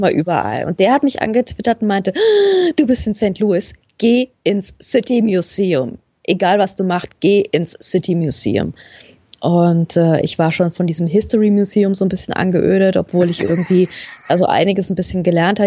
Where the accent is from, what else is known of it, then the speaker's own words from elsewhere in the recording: Germany; accent: German; ich hab so konsequent meinen deutschen Akzent raushängen